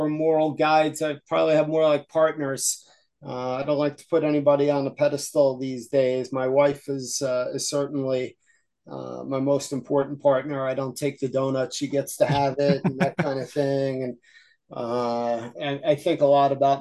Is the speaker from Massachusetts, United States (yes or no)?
no; Yonkers, New York, United States; now in Wilkes-Barre, United States; I grew up in Yonkers